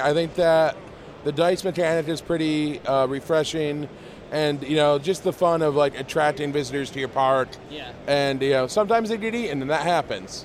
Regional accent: Northwest Ohio, United States; I'm from Northwest Ohio.

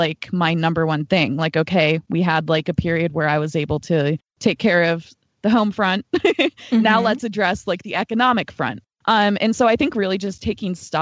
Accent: United States; as an American woman

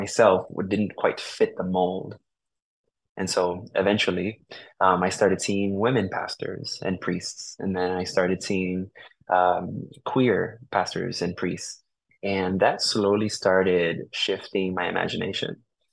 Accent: New Haven, Connecticut, United States; first language Spanish; English is a second language; also born or lived in Puerto Rico; I was born here in New Haven, Connecticut, and was raised for the most part here in New Haven

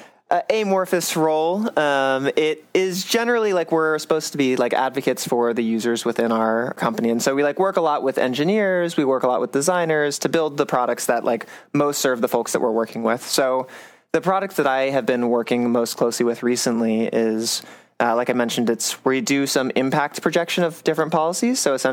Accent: Charlotte, North Carolina, United States; moved away as an adult; I'm originally from North Carolina, the suburbs of Charlotte near Davidson College.

